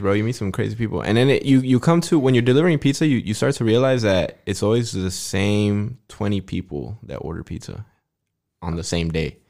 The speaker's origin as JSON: {"language": "English", "town": "Fort Stockton", "region": "Texas", "country": "United States", "tie": "born or raised there", "said": "I was born in Fort Stockton, Texas"}